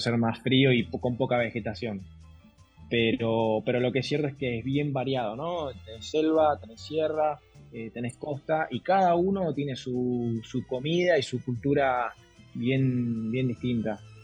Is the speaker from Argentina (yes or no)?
yes; Argentina; moved away as an adult; now in Lima, Peru; soy de Argentina. Hace seis años que estoy acá en Perú.